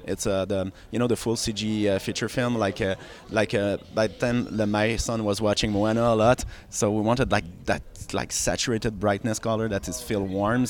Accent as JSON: {"language": "English", "town": "Montreal", "region": "Quebec", "country": "Canada", "said": "So I'm from Montreal. I used to work at Ubisoft."}